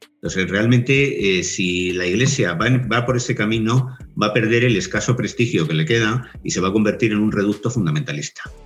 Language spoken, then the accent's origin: Spanish; Spain; Yo pertenezco a la tradición católica porque nací en España